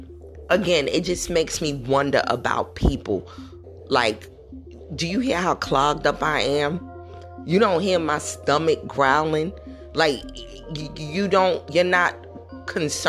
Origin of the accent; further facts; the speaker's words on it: New York City, New York, United States; growing up in New York City